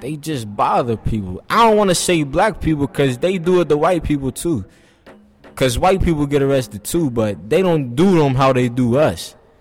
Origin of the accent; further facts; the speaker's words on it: Pittsburgh, Pennsylvania, United States; I'm 19, I'm from Homewood